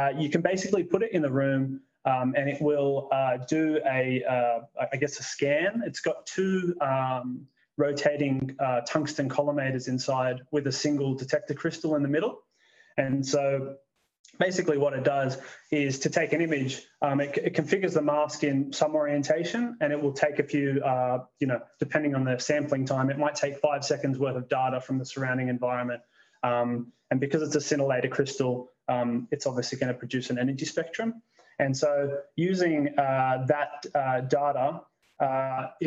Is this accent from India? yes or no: no; Canberra, Australian Capital Territory, Australia; moved away as an adult; also born or lived in Wollongong, Australia; now in Lucas Heights, Australia; I am, originally from Canberra.